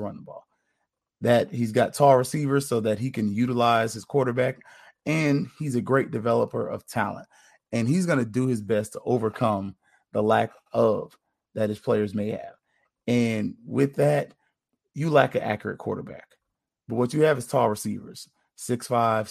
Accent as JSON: {"language": "English", "town": "Tallahassee", "region": "Florida", "country": "United States", "moved": "yes", "lives_now": "Central Florida, United States", "said": "I say that as a person who lives in Central Florida now, but I'm from Tallahassee"}